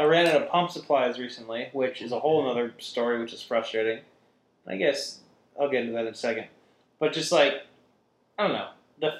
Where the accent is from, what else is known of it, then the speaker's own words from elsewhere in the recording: Midwest, United States; I'm from the Midwest, mind you.